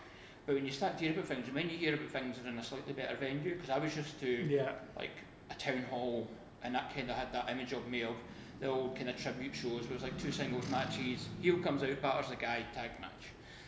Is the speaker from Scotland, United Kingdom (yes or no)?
yes; Scotland, United Kingdom; I'm Scottish